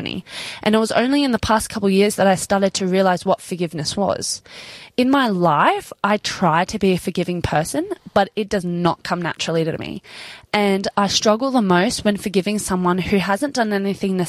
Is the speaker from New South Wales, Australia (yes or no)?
yes; Sydney, New South Wales, Australia; we were growing up in Sydney